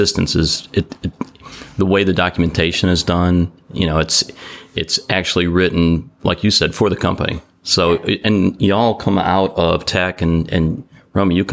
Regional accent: United States

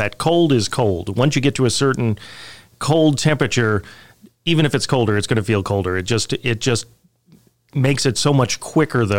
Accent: Minnesota, United States; now in Savannah, United States; I grew up in Minnesota

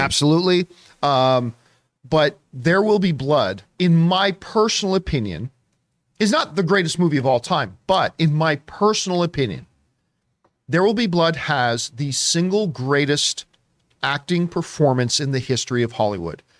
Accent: Canada; I'm Canadian

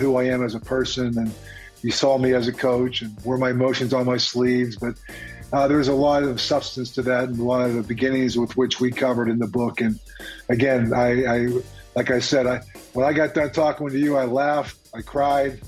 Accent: Pittsburgh, Pennsylvania, United States; I grew up in Pittsburgh during the 70s

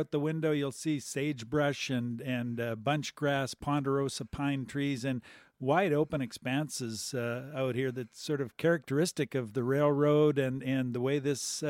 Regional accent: Kamloops, British Columbia, Canada; I'm from Kamloops

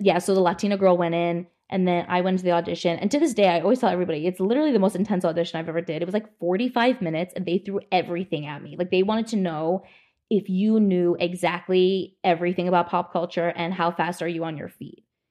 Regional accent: New Jersey, United States; moved away as an adult; also born or lived in New York City, United States; now in Los Angeles, United States; I grew up in New Jersey

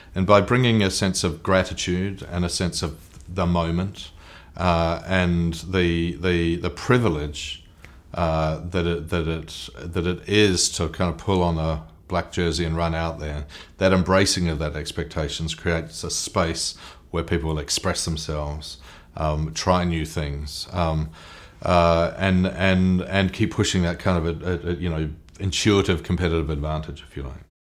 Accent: New Zealand; I'm a Kiwi, I'm a New Zealander

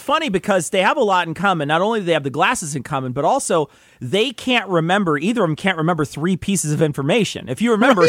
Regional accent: Illinois, United States; we're from Illinois

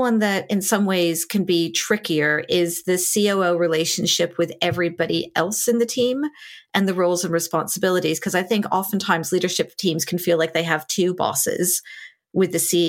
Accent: United States; now in London, United Kingdom; as an American coming

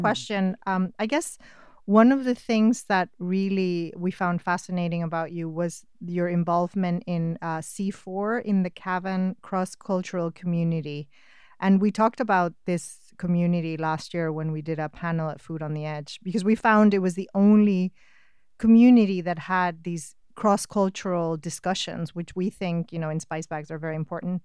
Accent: Spain; I'm Spanish, uh, and I'm a writer

